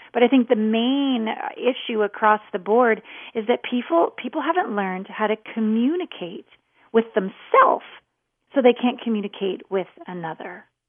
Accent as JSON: {"language": "English", "country": "Canada", "said": "I'm a Canadian"}